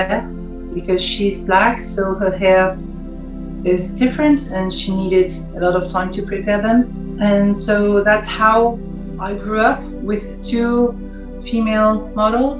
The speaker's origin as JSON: {"language": "English", "country": "France", "also_born_or_lived": "Paris", "second_language": "English", "said": "I'm French, I live in Paris"}